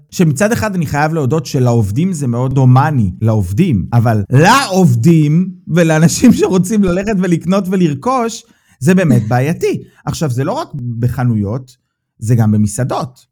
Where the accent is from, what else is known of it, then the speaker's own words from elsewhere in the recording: Israel; now in Germany; אנחנו בתור ישראלים